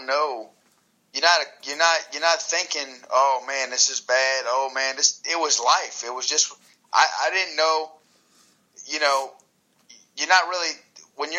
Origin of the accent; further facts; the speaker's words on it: New Orleans, Louisiana, United States; I grew up in New Orleans